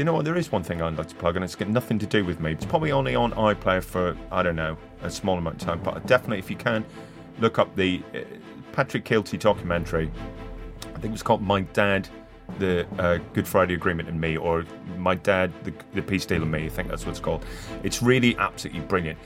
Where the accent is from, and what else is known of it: Northern Ireland, United Kingdom; born or raised there